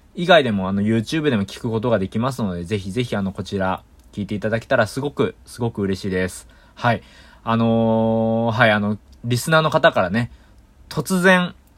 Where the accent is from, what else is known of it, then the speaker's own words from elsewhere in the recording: Yokohama, Kanagawa, Japan; 僕の実家はね、横浜なの